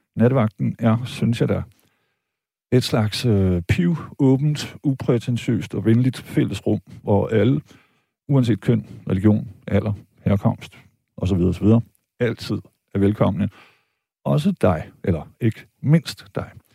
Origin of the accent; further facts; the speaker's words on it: Vejle, Southern Denmark, Denmark; jeg er jo født og opvokset i Vejle